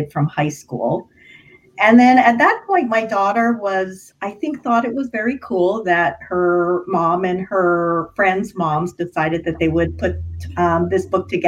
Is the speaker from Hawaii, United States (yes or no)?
yes; Hawaii, United States; So I grew up in Hawaii.